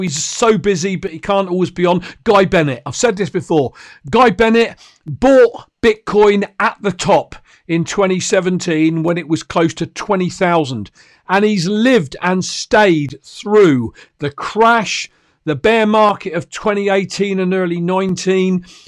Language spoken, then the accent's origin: English; United Kingdom; I'm a Brit